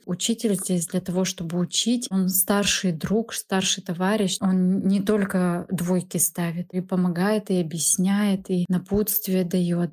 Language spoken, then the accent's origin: Russian; Saint Petersburg, Russia; Мне 33 года. Я из Санкт-Петербурга.